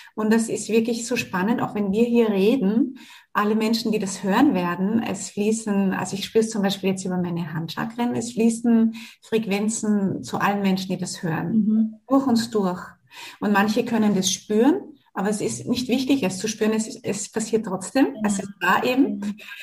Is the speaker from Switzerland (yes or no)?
no; Australia; Ich bin ja in Australien geboren